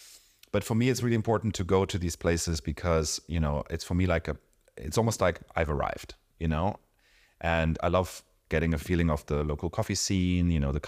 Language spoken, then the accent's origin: English; Mexico; born there; But I was born in Mexico. I go back almost every year.